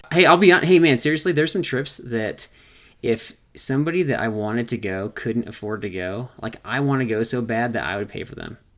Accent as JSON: {"language": "English", "region": "California", "country": "United States", "tie": "born or raised there", "said": "growing up in California"}